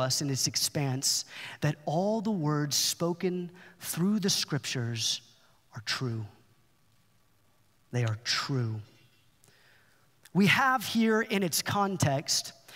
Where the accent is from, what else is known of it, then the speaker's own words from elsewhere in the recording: Dallas-Fort Worth area, Texas, United States; I'm from the Dallas-Fort Worth area. I feel like I know the town pretty well